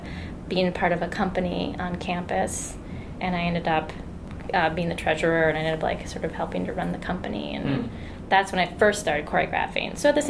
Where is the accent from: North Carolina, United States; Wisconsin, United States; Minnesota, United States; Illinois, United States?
Minnesota, United States; born or raised there